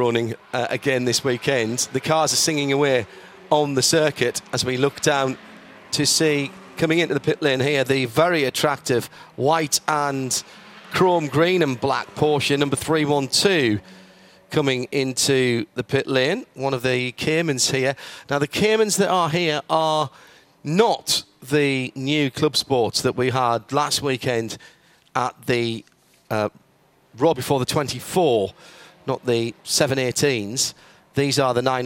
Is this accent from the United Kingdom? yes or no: yes; United Kingdom; we're British